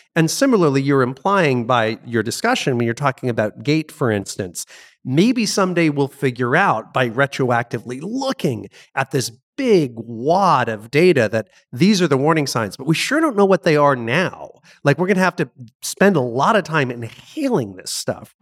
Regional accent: Connecticut, United States; I grew up in Connecticut

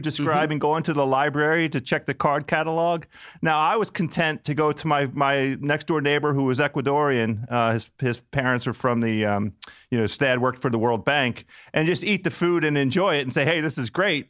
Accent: United States; born or raised there

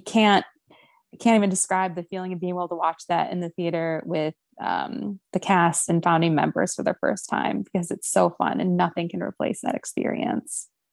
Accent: Ohio, United States; moved away; ohio which is my home state

